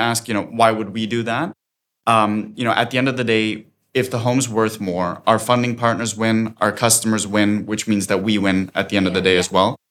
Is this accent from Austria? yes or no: yes; Austria; moved away as an adult; now in London, United Kingdom; I'm originally from Austria, but I've been in London for the past seven years